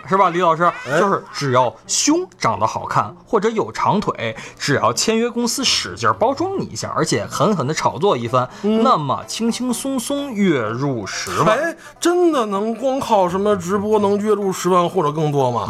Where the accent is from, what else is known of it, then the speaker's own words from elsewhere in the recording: China; 我们中国人还比较含蓄